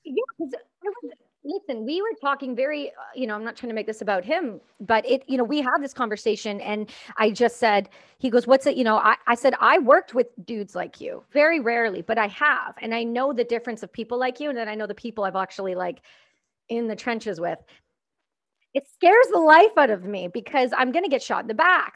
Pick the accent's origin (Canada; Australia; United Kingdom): Canada; I'm Canadian